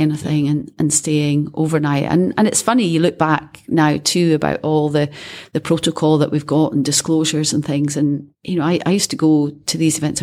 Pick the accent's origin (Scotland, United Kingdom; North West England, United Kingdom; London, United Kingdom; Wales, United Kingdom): Scotland, United Kingdom; being Scottish